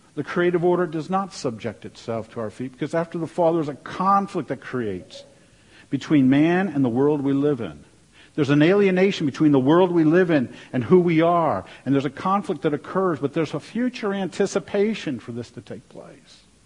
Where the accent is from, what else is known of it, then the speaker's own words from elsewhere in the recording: Washington, District of Columbia, United States; moved away; also born or lived in North Dakota; growing up in Washington, D.C.